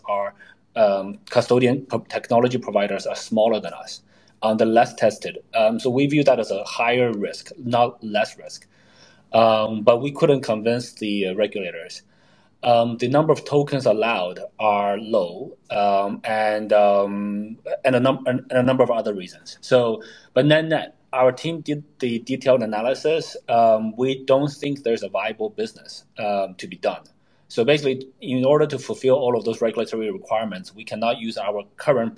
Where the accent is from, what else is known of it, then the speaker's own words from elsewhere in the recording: Canada; moved away as an adult; So I lived in Canada for 10 years. I grew up there, went to high school, university there